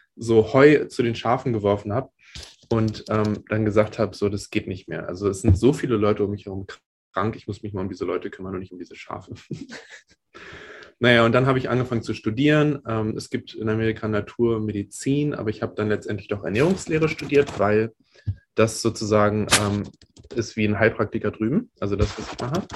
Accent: Germany; now in United States; Ich bin ja in Deutschland aufgewachsen

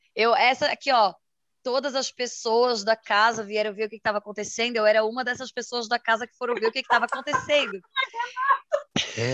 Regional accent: Santa Catarina, Brazil; sou de Santa Catarina

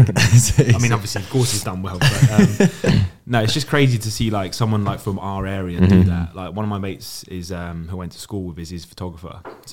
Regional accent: Suffolk, East of England, United Kingdom; moved away as an adult; now in London, United Kingdom; I'm originally from a place called Suffolk, which you guys probably would never have heard of.

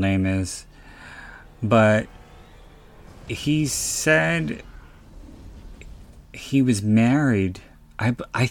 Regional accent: Pennsylvania, United States; my home state of Pennsylvania

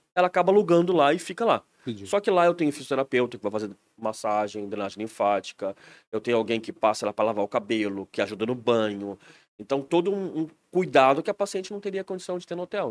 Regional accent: Aparecida, São Paulo, Brazil; moved away as an adult; also born or lived in Guaratinguetá, Brazil / San Antonio, Texas, United States; now in Blumenau, Brazil; Eu sou nascido e criado lá

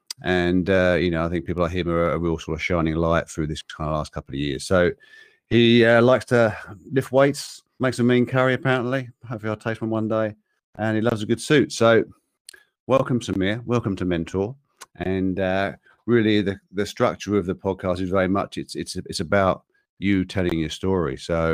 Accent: England, United Kingdom; moved away as an adult; also born or lived in London; now in Margaret River, Australia; where I grew up in England

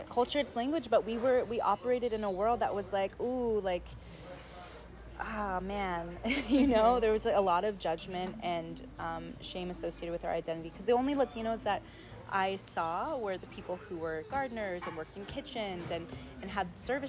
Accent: Southern California, United States; moved away as an adult; also born or lived in Los Angeles / India; now in El Salvador; I was born and raised in Southern California, which was a beautiful place to live and grow up. But being biracial in a world that was very monoculture and homogenous

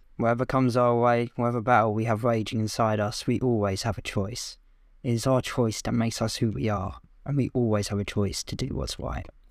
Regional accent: United Kingdom; we're British

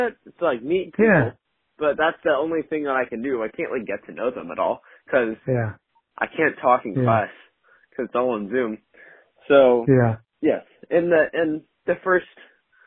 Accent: Wisconsin, United States; moved away; I was born in Wisconsin, so I don't remember anything about Wisconsin in terms of going to church

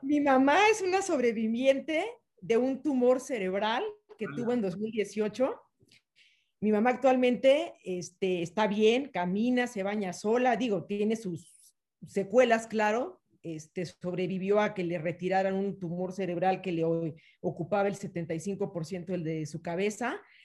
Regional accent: Mexico City, Mexico; also born or lived in Yucatán; yo nací en la Ciudad de México, pero estoy muy permeada por la parte yucateca

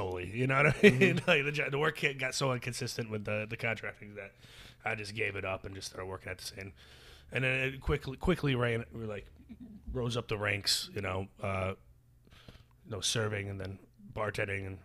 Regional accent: East Hartford, Connecticut, United States; I grew up in East Hartford

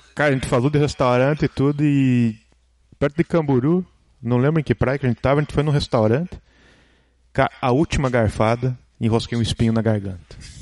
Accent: Campo Largo, Paraná, Brazil; moved away as an adult; se eu voltasse hoje pro Brasil, eu não voltaria pra minha cidade. É. Não tem emprego na minha cidade. É. Tipo, Campo Largo do lado de Curitiba

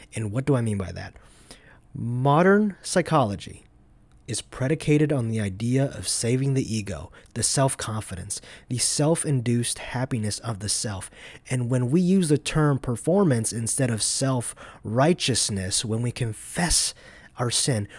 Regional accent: Georgia, United States; now in Madison, Wisconsin, United States; I'm from Georgia.

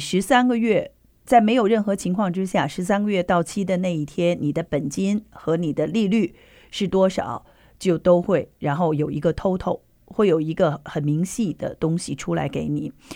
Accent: China; now in United States; 中秋节对于我们中国人来讲的话

